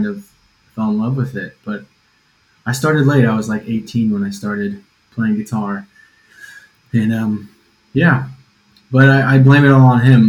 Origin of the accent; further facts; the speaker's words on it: Northwest Ohio, United States; moved away as an adult; also born or lived in New York City / Washington D.C.; now in London, United Kingdom; I'm from Northwest Ohio